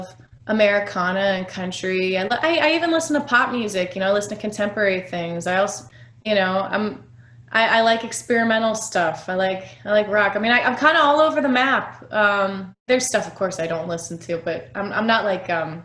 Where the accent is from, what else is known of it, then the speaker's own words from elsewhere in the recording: Kansas City, Missouri, United States; growing up in Kansas City